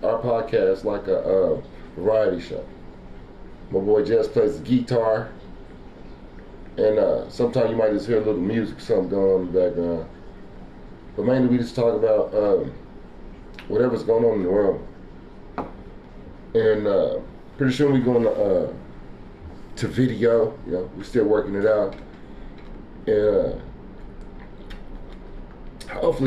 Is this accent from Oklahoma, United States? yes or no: yes; Oklahoma, United States; I'm from Oklahoma.